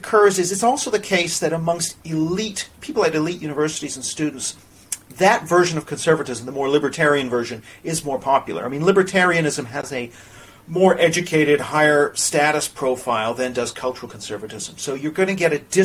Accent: Canada; now in United Kingdom; I'm from Canada

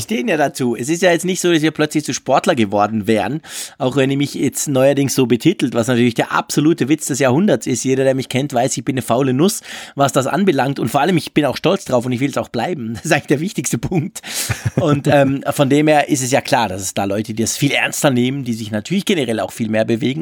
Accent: Switzerland

